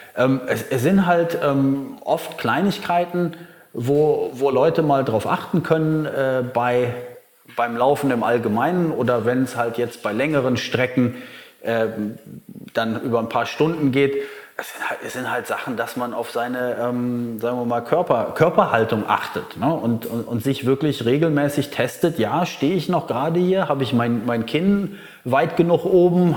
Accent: Germany; now in Bali, Indonesia; bei uns in Deutschland

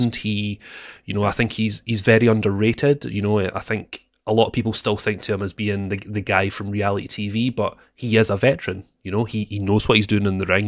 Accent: Scotland, United Kingdom; I'm the Scottish sweetheart

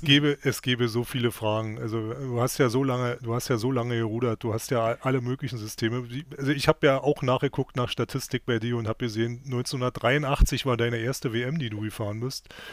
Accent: Berlin, Germany; Große Grünauer Ruderregatta, die wir als Berliner ja hier noch kennen

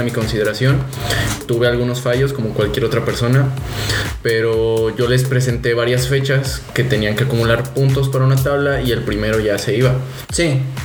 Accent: Mexico City, Mexico; also born or lived in Puebla; now in Cancún, Mexico; yo nací en Ciudad de México, viví mi infancia allá

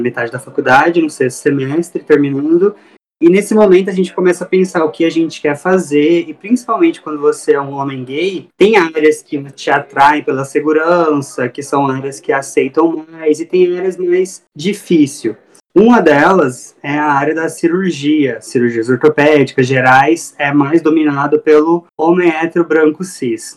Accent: Cuiabá, Mato Grosso, Brazil; eu sou aqui de Cuiabá

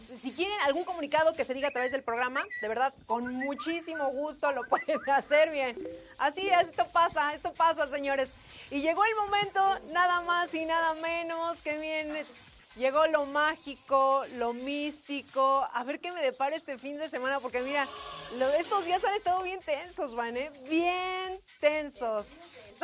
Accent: Mexico; also born or lived in Mexico City; como mexicanos

